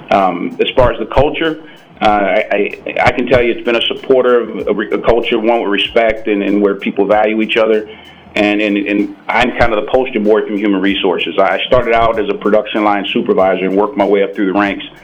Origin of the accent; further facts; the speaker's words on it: Indianapolis, Indiana, United States; moved away as an adult; I'm from Indianapolis, Indiana, born and raised.